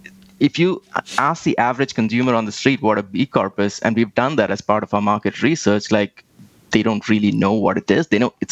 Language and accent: English; Delhi, India; I grew up in India, and I don't know if you've ever visited there, but anybody who's been there, pollution suddenly comes to the top of your mind, especially if you lived in Delhi like I did